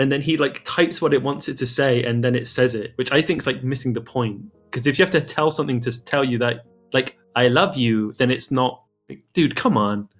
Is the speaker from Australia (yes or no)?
no; England, United Kingdom; I'm English.